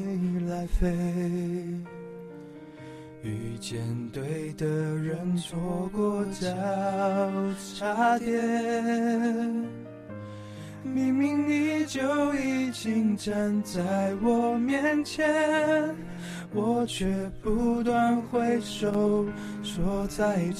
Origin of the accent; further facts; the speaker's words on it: Yilan County, Taiwan; 我自己我是宜兰人这样子，然后我们宜兰在东山面有一个很大的家族这样，然后